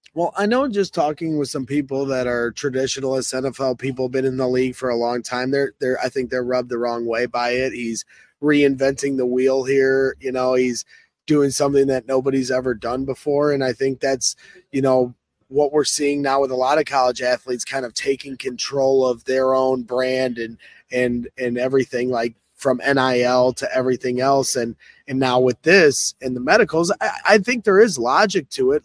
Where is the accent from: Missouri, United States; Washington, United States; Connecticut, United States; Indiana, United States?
Indiana, United States; Crown Point; my hometown of Crown Point, Indiana